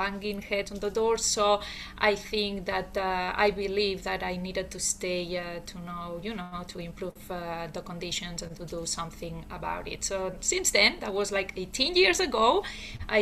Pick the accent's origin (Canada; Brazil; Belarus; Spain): Spain; Barcelona, Catalonia; moved away as an adult; now in United States; I was born and raised in Barcelona